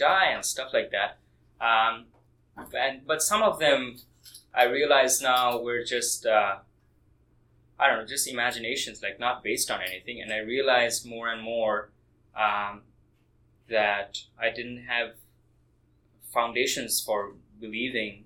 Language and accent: English; Kolkata, West Bengal, India; moved away; I was born in Kolkata, India